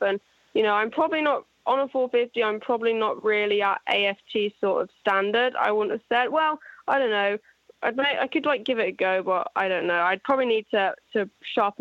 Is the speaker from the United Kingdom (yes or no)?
yes; England, United Kingdom; I'm English